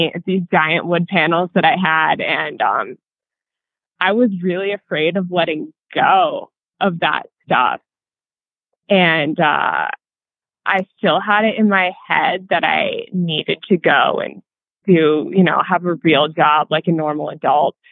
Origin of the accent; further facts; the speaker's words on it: New Hampshire, United States; moved away as an adult; also born or lived in Pennsylvania; now in Durango, United States; Yeah, so I grew up in New Hampshire, and I went to college in Pennsylvania.